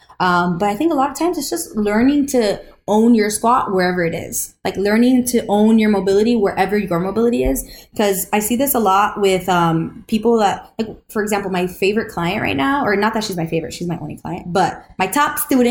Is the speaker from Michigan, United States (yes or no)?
no; Florida, United States; because we're all from Florida here, you know.